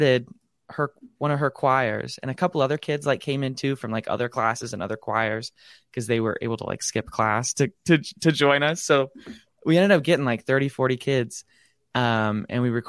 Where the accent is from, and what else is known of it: Omaha, Nebraska, United States; born or raised there; also born or lived in Lincoln, Nebraska